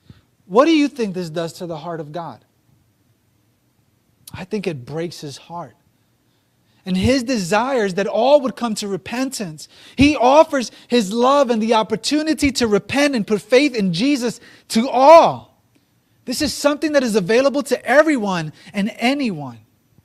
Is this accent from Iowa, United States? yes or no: no; New York City, New York, United States; as a Latino, as born and raised in New York City